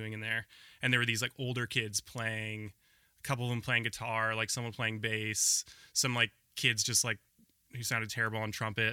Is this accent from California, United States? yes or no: no; Portland, Oregon, United States; also born or lived in Ohio; I grew up in Portland. So this was in Southwest Portland.